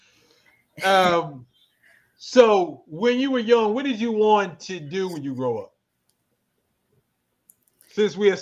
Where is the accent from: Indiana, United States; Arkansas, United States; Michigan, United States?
Arkansas, United States; I'm from a small town in Arkansas.